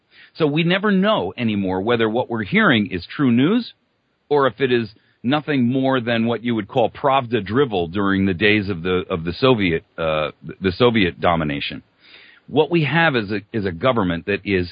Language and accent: English; East Coast, United States; I was born and raised on the East Coast.